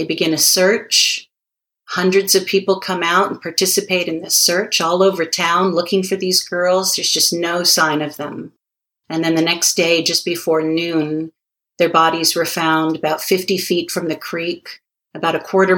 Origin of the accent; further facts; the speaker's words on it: Hawaii, United States; I'm from Hawaii, originally, born and raised.